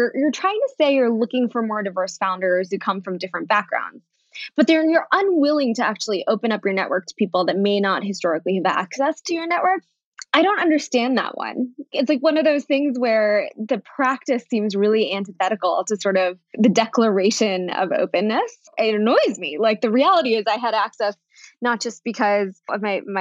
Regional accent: United States; first language Bengali; English is a second language; also born or lived in New York City; now in Denver, United States; Bengali was actually my first language, interestingly enough, despite the fact that I was born here.

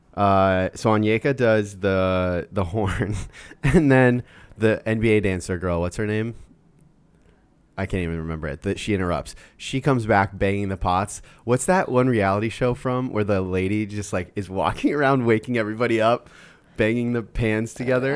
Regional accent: Iowa, United States; moved away; also born or lived in Colorado; I grew up in Iowa

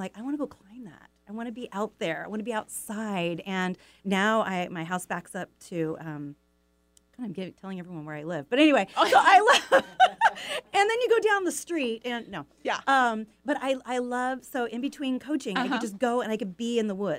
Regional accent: California, United States; moved away as an adult; also born or lived in Issaquah, Washington; now in Sammamish, United States; So now I live, in the Trossachs area, so it's just, a few blocks away. But what I grew up in California, but I moved up here 38 years ago.

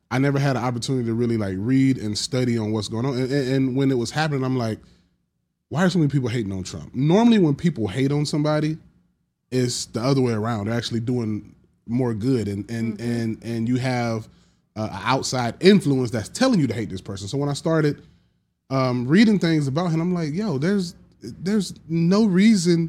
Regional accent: Georgia, United States; I'm from Georgia

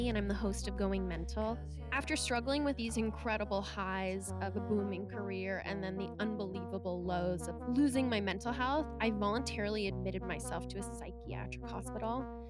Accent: Louisiana, United States; moved away as an adult; now in Los Angeles, United States; I'm from Louisiana. I'm not even from a place where rich people are around

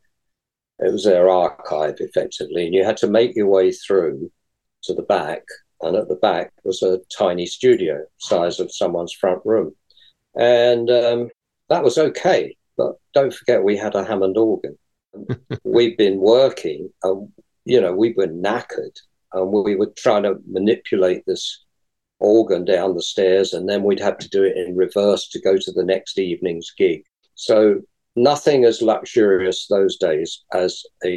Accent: London, United Kingdom; I'm from London

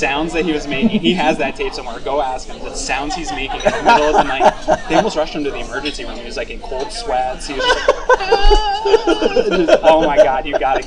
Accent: Patriots country, New England, United States; moved away; growing up in Patriots country

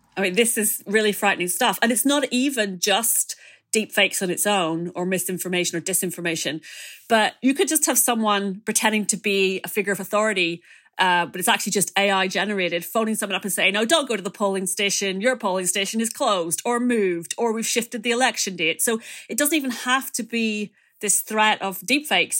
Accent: Ireland; as an Irish person

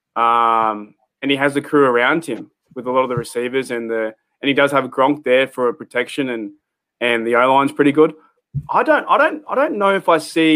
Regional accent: Australia; I'm from Australia

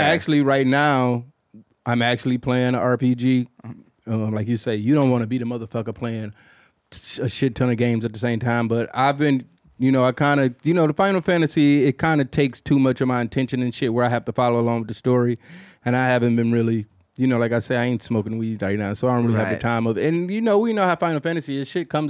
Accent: Queens, New York, United States; I grew up in Queens, New York.

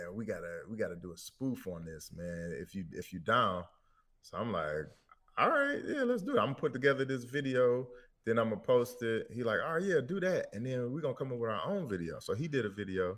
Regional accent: Detroit, Michigan, United States; I am from Detroit.

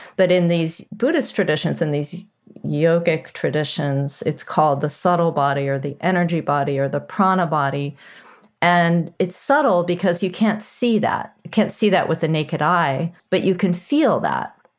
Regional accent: United States; when I was growing up in America

